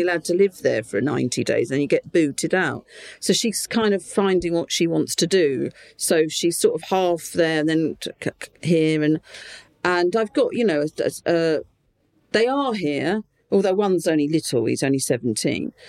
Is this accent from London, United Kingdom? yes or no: no; Portsmouth, South East England, United Kingdom; accent: Portsmouth; moved away as an adult; now in Gibraltar; I just happened to be in Portsmouth